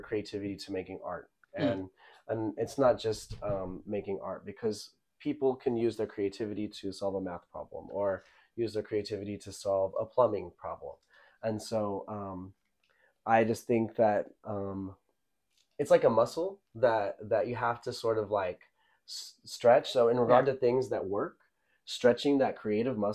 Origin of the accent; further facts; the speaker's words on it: Midland, Texas, United States; moved away as an adult; also born or lived in Lubbock, Texas / Austin, Texas; now in Los Angeles, United States; my hometown of Midland, Texas, which is West Texas